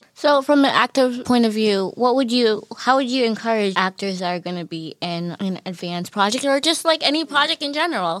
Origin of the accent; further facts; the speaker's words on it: Newton, Massachusetts, United States; I'm a junior from Newton, majoring in communications, film concentration